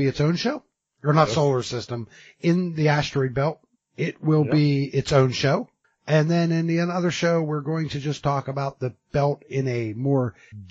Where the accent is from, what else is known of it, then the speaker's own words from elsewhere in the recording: United States; as an American citizen